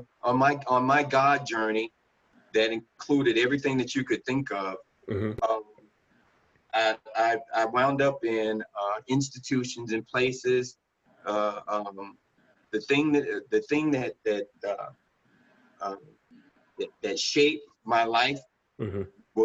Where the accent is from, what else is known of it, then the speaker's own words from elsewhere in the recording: Miami, Florida, United States; growing up in Miami